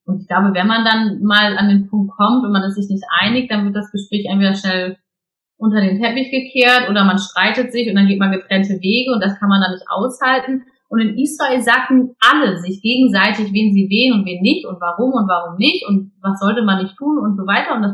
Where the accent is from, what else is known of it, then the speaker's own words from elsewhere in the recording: Hamburg, Germany; born there; ich bin ja geborene Hamburgerin